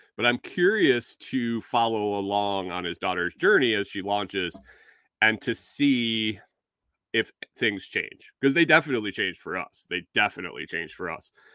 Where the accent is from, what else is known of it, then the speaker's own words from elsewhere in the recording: Minnesota, United States; accent: Minnesotan; I got called out for my, for my Minnesotan, my Minnesotan accent